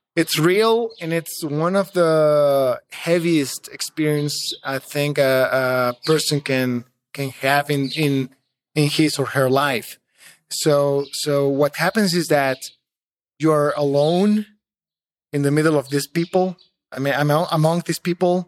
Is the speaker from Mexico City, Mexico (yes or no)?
yes; Mexico City, Mexico; moved away as an adult; also born or lived in San Luis Potosí; I was from Mexico City and, and, well, I am from Mexico City. I was living there, working there.